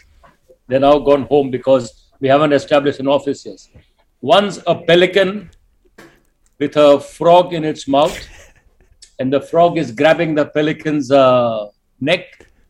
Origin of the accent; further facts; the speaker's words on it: India; moved away; So Binay inherited me in 1991 when I came from India.